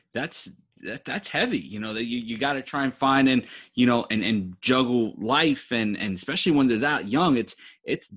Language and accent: English; New York City, New York, United States; I grew up in New York too, you know, right in the city